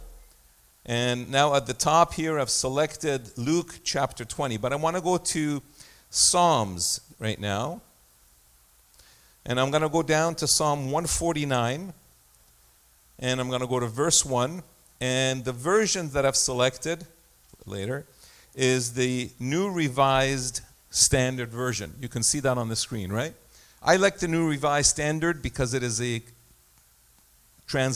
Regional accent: Egypt; moved away; I was born in Egypt, and I had a situation in my life where I lived through a war in 1967. We were in Egypt

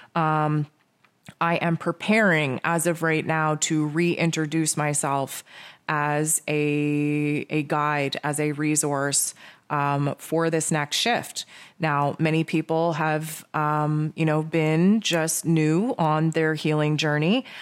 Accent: Canada; I'm Canadian

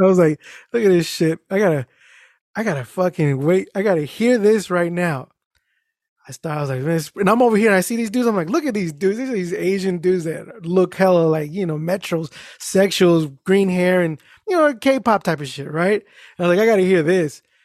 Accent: Mexico; I am Mexican.

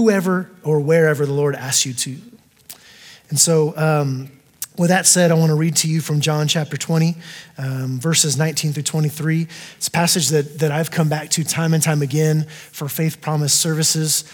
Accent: Texas, United States; also born or lived in El Paso, Texas; I am from Texas as well originally

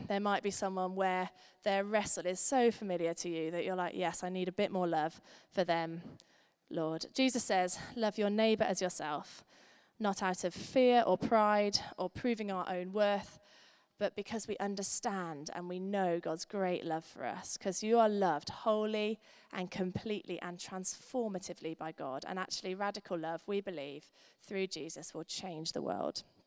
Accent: United Kingdom; We're British

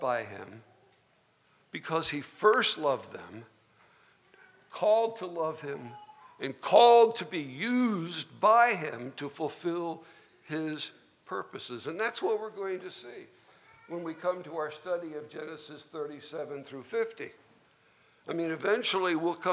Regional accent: Trenton, New Jersey, United States; also born or lived in Ewing Township, New Jersey; Even though I was conceived in South Carolina, I was born and raised in New Jersey. But we lived in the city of Trenton

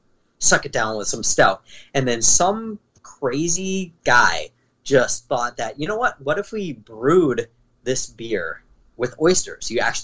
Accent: Cape Cod, Massachusetts, United States; I live on Cape Cod. I'm from Cape Cod, Massachusetts.

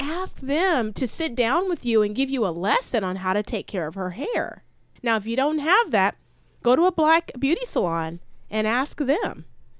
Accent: India; I'm an Indian.

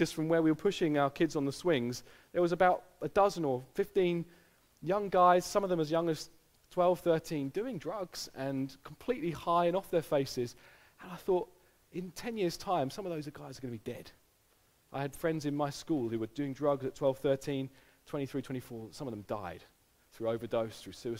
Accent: United Kingdom; our personality as a British people

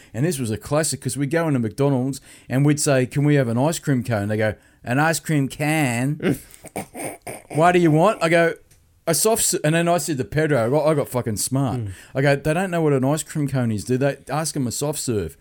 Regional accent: Sydney, New South Wales, Australia; we're from Australia. He goes, where from? And we go, Sydney.

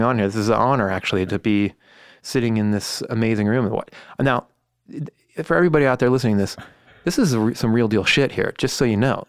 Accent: Los Altos, California, United States; I grew up in Los Altos.

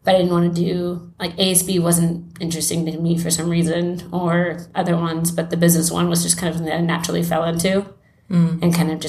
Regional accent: Johannesburg, Gauteng, South Africa; born there; I was born in Johannesburg, South Africa, and I am finishing up remote year, which is what I've been doing for the past year.

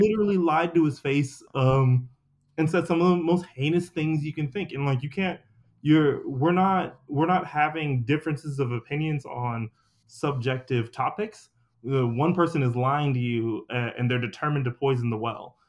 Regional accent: Anniston, Alabama, United States; my family's from the Deep South, we're from Anniston, Alabama.

